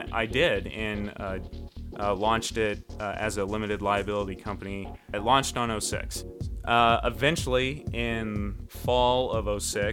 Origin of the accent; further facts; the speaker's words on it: Ohio, United States; I was born and raised in Ohio. I currently still live in the Midwest